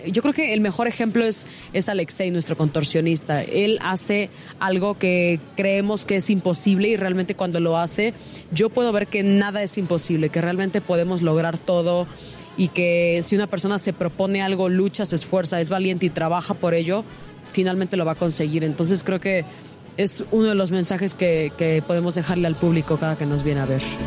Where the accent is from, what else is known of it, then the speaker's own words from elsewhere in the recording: Mexico; siendo mexicano